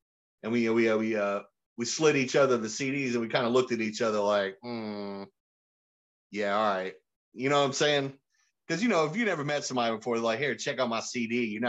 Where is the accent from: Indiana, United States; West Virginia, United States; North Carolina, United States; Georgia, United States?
North Carolina, United States; Raleigh; also born or lived in Durham; I was born in Durham. {S0} Okay. {S2} Went to elementary school, finished that, and then I moved to Raleigh around sixth grade. Okay. And I grew up there.